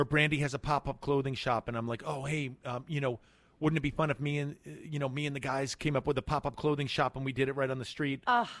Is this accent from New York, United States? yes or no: yes; New York City, New York, United States; I grew up in Manhattan. I'm born and raised.